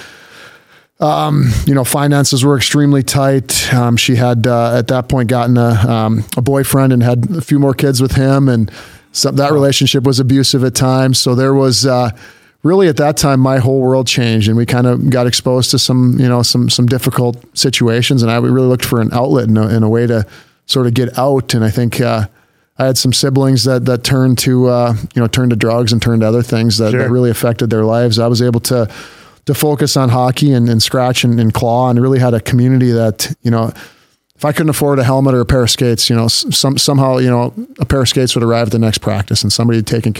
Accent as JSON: {"language": "English", "region": "Minnesota", "country": "United States", "tie": "born or raised there", "moved": "yes", "lives_now": "Grand Forks, United States", "said": "I grew up in Minnesota, kind of in the north suburbs, a couple different suburbs there"}